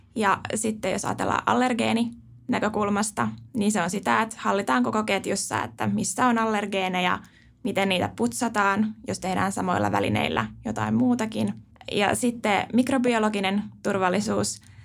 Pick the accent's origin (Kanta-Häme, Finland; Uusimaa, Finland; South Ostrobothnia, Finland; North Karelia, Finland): Uusimaa, Finland; Helsinki capital region; mä oon tosiaan pääkaupunkiseudulta kotoisin